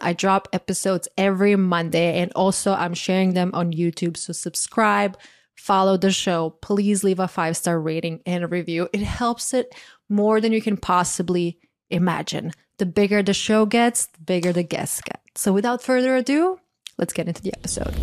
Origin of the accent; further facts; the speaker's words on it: Croatia; moved away; I grew up in Croatia